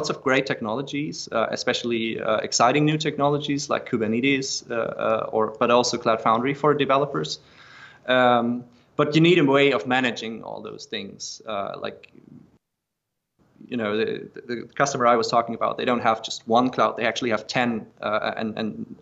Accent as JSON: {"language": "English", "country": "Germany", "said": "I'm from Germany"}